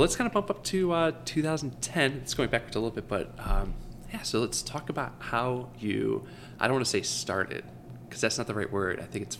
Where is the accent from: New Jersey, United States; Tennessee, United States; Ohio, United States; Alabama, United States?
Ohio, United States; Leroy Township; I grew up in Leroy Township, so I knew of Chardon.